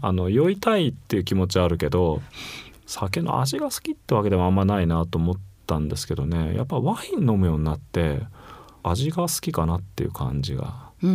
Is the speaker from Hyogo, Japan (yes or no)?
no; Fukuoka, Japan; born or raised there